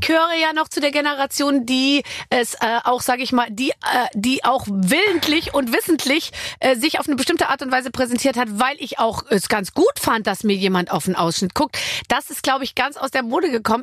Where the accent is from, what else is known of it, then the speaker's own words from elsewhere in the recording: Munich, Bavaria, Germany; Ich komme ja aus München